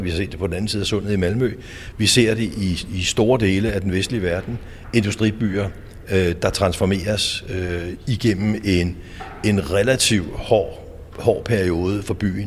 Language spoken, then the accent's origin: Danish; Copenhagen, Capital Region of Denmark, Denmark; Jeg voksede op i Arbejdernes Andelsboligforening, afdeling 18